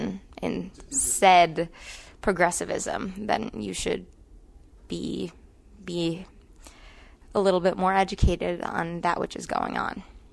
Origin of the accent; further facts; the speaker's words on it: Pakistan; born there; Like, I was born in Pakistan, and like, I know what it's like.